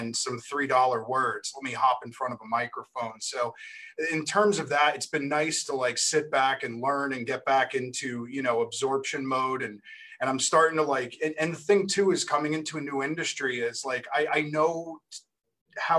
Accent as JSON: {"language": "English", "region": "New Jersey", "country": "United States", "accent": "Jersey", "moved": "as an adult", "lives_now": "Plymouth, United States", "said": "I'm from Jersey"}